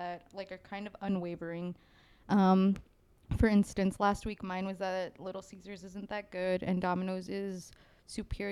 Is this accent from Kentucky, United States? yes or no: no; West Texas, United States; we're from West Texas